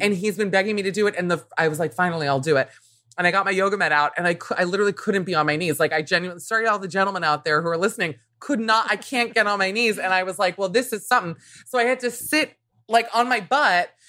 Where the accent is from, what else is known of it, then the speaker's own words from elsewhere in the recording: Miami, Florida, United States; growing up in Miami, which was already a very diverse place